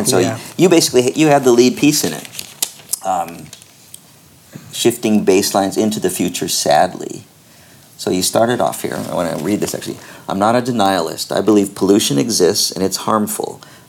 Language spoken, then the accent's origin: English; Newport Beach, California, United States; Growing up in Newport Beach and with all my friends, and you know, everybody surfed, but I never knew a surfer who was into the … or surf music.